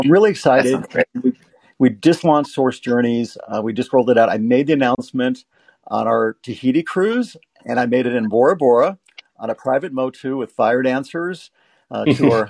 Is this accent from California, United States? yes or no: yes; Los Angeles, California, United States; also born or lived in Las Vegas, Nevada; I grew up in Hollywood